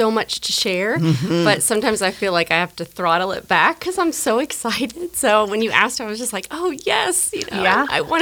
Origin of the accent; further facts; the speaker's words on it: Troy, Ohio, United States; also born or lived in Arcanum, Ohio / Springfield, Ohio; I was born in Troy, Ohio